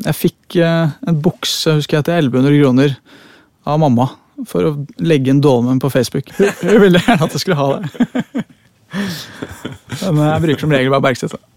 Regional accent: Oslo, Norway; jeg eh, kommer fra Høybråten. Ja. Født og oppvokst. Det er jo akkurat innafor Oslo.

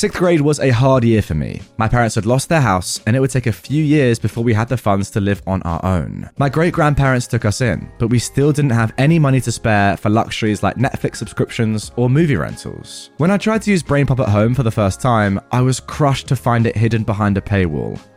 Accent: Canada; We're originally from Canada

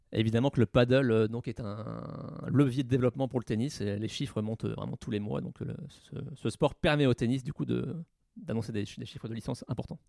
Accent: Normandy, France; chez moi en Normandie

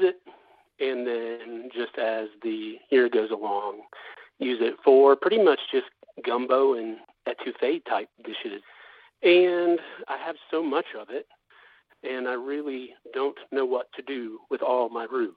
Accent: South Louisiana, United States; now in Raleigh, United States; So I've been living in Raleigh, but I grew up in South Louisiana

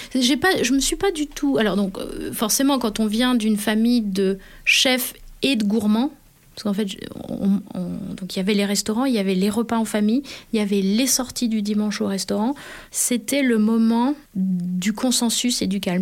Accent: Annecy, Auvergne-Rhône-Alpes, France; moved away; also born or lived in south of France; je suis née à Annecy

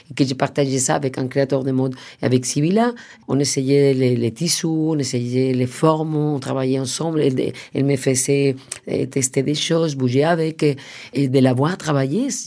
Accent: Madrid, Community of Madrid, Spain; moi je venais de Madrid, lui travaillait déjà avec Pedro Almodóvar et, il était un peu dans la famille espagnole

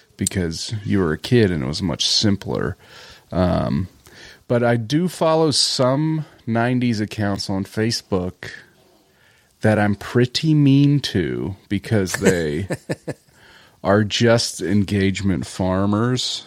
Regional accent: Delaware County, Pennsylvania, United States; I did grow up in Delco, of course, in the nineties

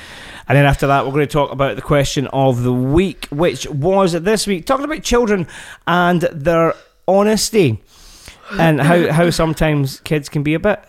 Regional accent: Glasgow, Scotland, United Kingdom; Because the thing is, we're both from Glasgow, right?

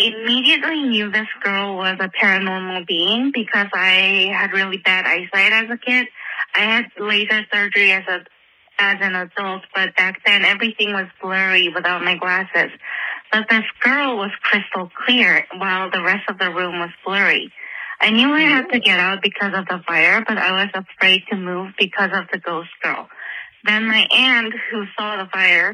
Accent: Seoul, South Korea; I am from Seoul, South Korea

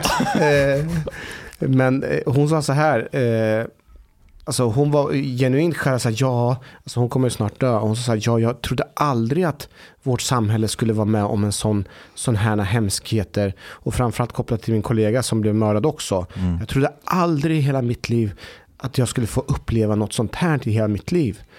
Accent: Norrköping, Östergötland, Sweden; moved away; Jag, jag var hemma i Norrköping för någon vecka sedan.

